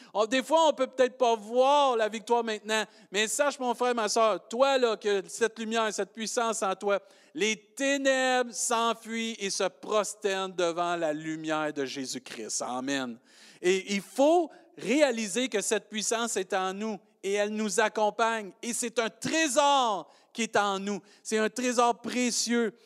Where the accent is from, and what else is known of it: Quebec, Canada; accent: Québécois